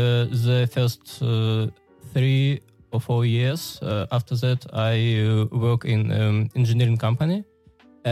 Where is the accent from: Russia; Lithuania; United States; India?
Russia; Suzun, Novosibirsk Oblast; English is a second language; I'm from Russia